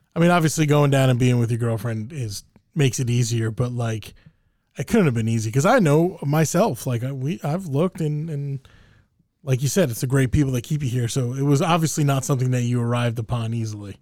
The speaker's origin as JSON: {"language": "English", "region": "New Jersey", "country": "United States", "tie": "born or raised there", "said": "growing up in Jersey"}